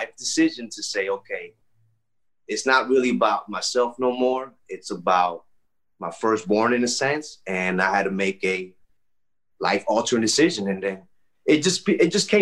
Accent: Miami, Florida, United States; also born or lived in Texas / Michigan; I grew up in Miami. I was a military brat, so I got to travel a lot at an early age.

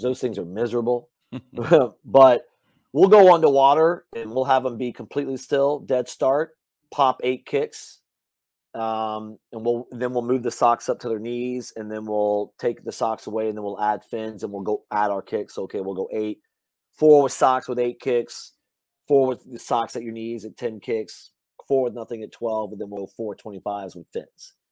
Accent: Louisiana, United States; moved away; I grew up hunting in Louisiana

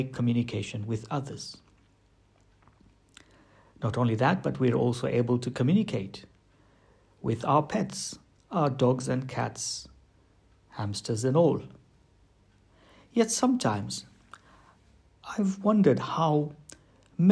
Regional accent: United Kingdom; we as British people

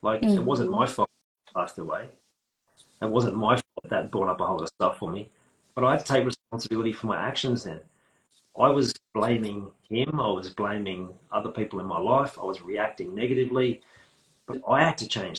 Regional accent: Australia; accent: Australian; I'm using Australian slang

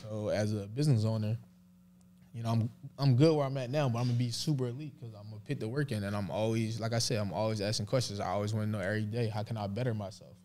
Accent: Philadelphia, Pennsylvania, United States; moved away as an adult; now in Dallas, United States; I love growing up in Philly

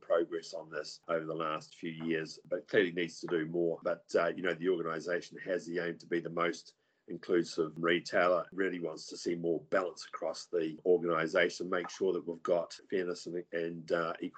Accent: New Zealand; moved away; I come from New Zealand, and New Zealand's quite progressive

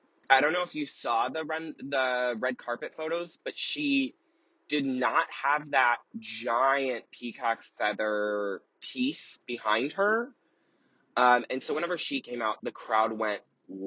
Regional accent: Cleveland, Ohio, United States; moved away; I grew up in Cleveland, Ohio

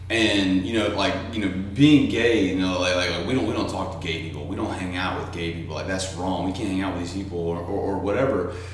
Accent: Tennessee, United States; also born or lived in South Georgia; now in Hawaii, United States; I grew up. I was born in South Georgia. Grew up in Tennessee.

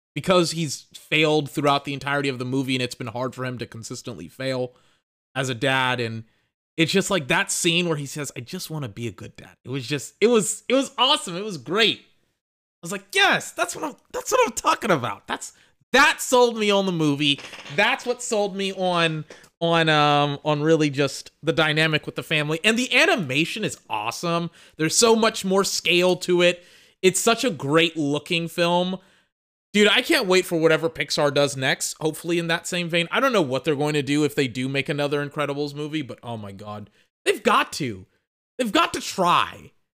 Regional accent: United States; I know I'm American. Look, I'm from the country.

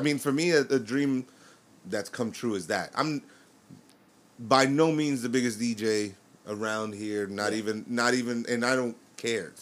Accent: New York, United States; I'm from New York.

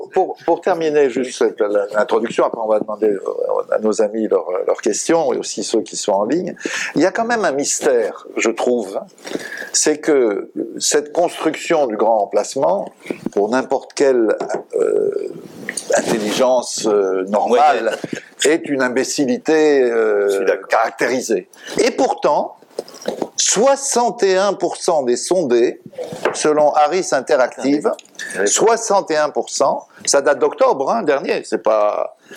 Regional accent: France; chez nous, en France

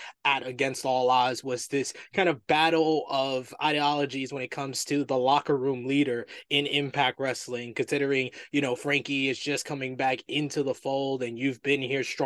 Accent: New York, United States; I'm from New York

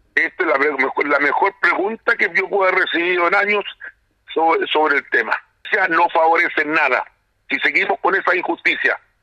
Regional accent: Chile; como todos chilenos

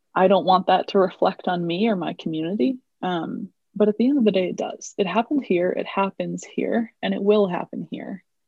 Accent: United States; i am indian um, i was born in the US. So I've never actually lived in India, uh, but both of my parents are immigrants

